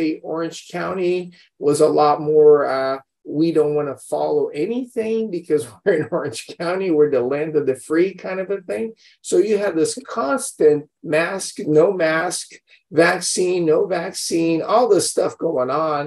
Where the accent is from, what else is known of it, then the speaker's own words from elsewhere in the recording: Brazil; now in United States; We grew up in Brazil, of all places. Parents immigrated, you know, there after World War II. We were born and raised there. We come to America.